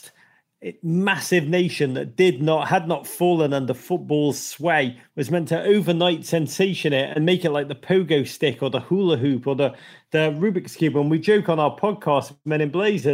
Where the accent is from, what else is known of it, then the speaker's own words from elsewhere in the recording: Liverpool, North West England, United Kingdom; moved away as an adult; now in United States; I grew up in Liverpool in the 1980s